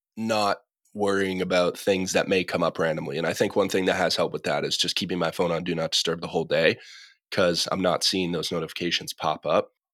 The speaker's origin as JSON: {"language": "English", "region": "Massachusetts", "country": "United States", "moved": "yes", "lives_now": "Los Angeles, United States", "said": "I'm from Massachusetts, now living out in Los Angeles."}